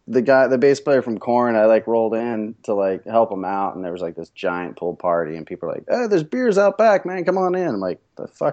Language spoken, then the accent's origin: English; Southern California, United States; moved away as an adult; also born or lived in San Diego, California; now in Portland, United States; I'm from Southern California. Originally, I was born San Diego, lived all around Southern California, but I'm in Portland